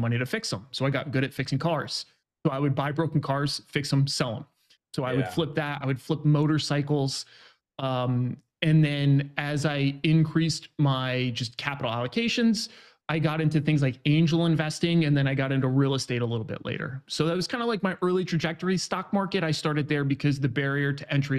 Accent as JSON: {"language": "English", "region": "New York", "country": "United States", "tie": "born or raised there", "moved": "yes", "lives_now": "San Diego, United States", "said": "I grew up in New York. Right now I'm 32, live out in San Diego"}